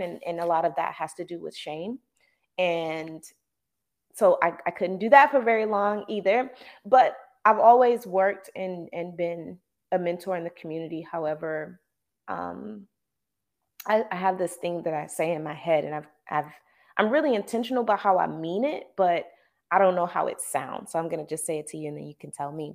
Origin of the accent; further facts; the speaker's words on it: the South, United States; growing up in the South